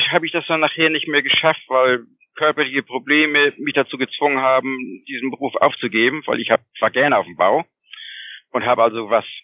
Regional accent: Kiel, Schleswig-Holstein, Germany; ich komme aus schön Schleswig-Holstein

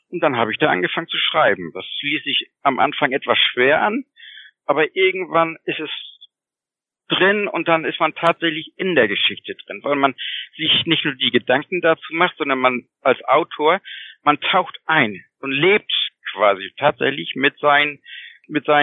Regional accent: Kiel, Schleswig-Holstein, Germany; ich komme aus schön Schleswig-Holstein

